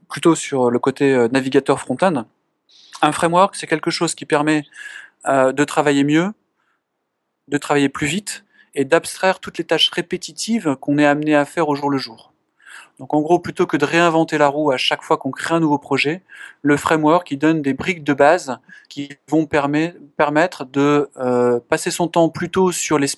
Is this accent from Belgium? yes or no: no; France